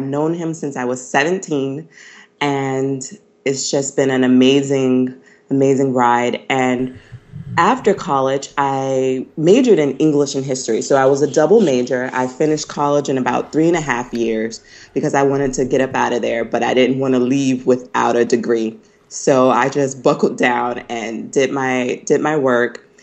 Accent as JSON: {"language": "English", "region": "North Carolina", "country": "United States", "tie": "born or raised there", "also_born_or_lived": "Pennsylvania / Tennessee", "said": "I'm originally from North Carolina. Um, I grew up here, but at the age of 14, I went to Pine Forge Academy"}